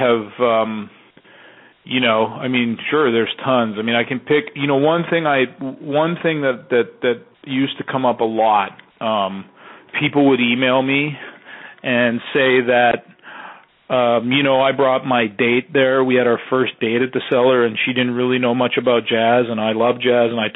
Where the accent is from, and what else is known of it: Canada; born or raised there; also born or lived in Texas